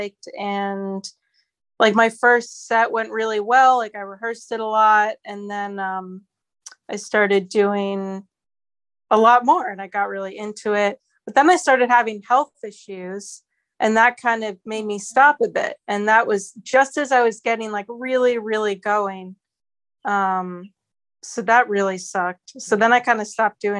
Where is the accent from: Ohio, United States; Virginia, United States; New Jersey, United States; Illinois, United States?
New Jersey, United States; Northern; now in upstate New York, United States; I'm in upstate New York, but I'm from Northern New Jersey